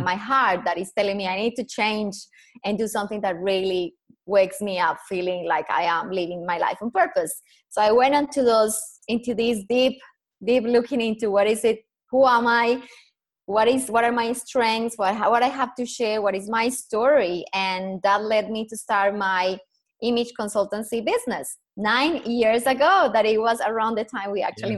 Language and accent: English; Colombia; accent: Colombian; English is a second language; moved away as an adult; now in Perth, Australia; So I am Colombian, proud Colombian. Obviously, my accent gives me away within two seconds.